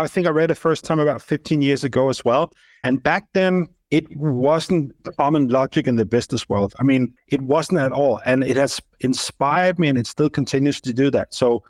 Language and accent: English; Copenhagen, Capital Region of Denmark, Denmark; moved away as an adult; also born or lived in London / Dubai; Yeah, I was born and raised here. I've been living in Copenhagen most of my life. I did have a dip abroad. I spent a few years in London. I also spent 8 years in Dubai and now returned to Copenhagen.